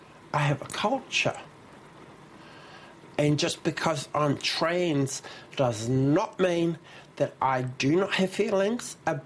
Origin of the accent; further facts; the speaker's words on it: Taranaki, New Zealand; born there; I was born in Taranaki, like.